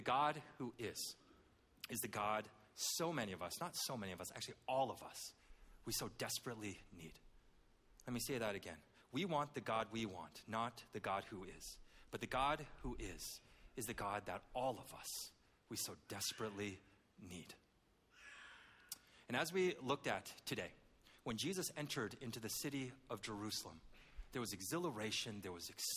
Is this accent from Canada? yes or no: yes; Canada; I grew up in Canada